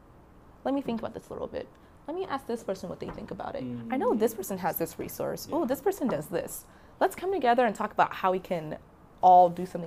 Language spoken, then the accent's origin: English; Nigeria; So I identify as a Black woman. Mm-hmm. And I am Nigerian